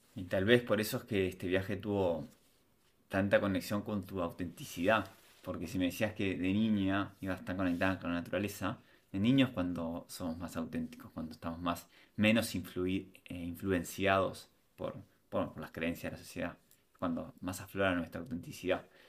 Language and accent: Spanish; Montevideo, Uruguay; moved away as an adult; Yo nací en Uruguay, me en Montevideo